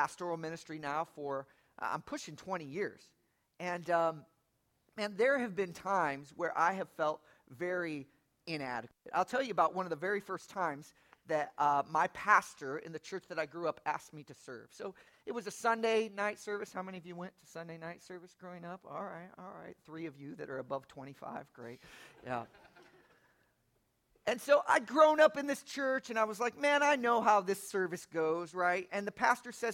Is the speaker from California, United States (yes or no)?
no; Lafayette, Indiana, United States; moved away as an adult; also born or lived in South Bend, Indiana; now in Atlanta, United States; I have some pretty deep Indiana roots. I was born in Lafayette, right off the campus of Purdue